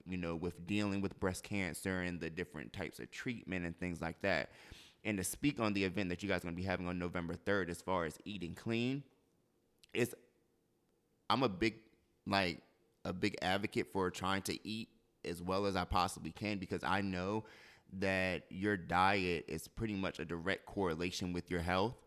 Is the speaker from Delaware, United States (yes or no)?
yes; Delaware, United States; moved away; I'm from Delaware